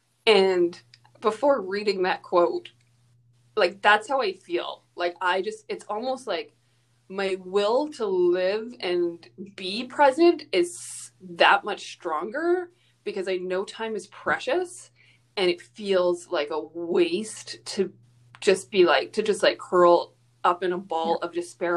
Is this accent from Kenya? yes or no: no; Alberta, Canada; I'm from Alberta